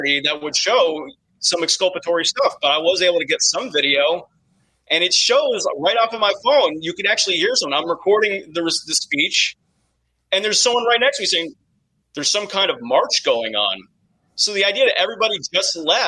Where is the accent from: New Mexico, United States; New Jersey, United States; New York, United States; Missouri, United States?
New Jersey, United States; I'm from New Jersey